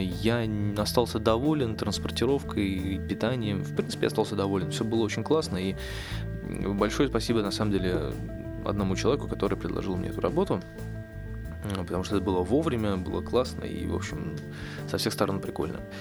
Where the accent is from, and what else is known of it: Russia